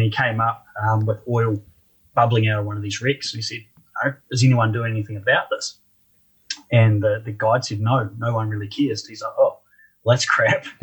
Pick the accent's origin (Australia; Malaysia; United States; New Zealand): New Zealand; Christchurch, Canterbury; also born or lived in Dunedin, New Zealand; I'm a Kiwi